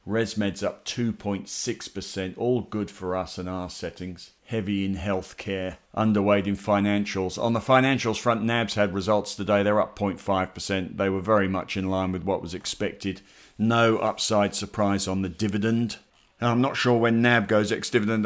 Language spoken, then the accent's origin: English; Australia; we're Australian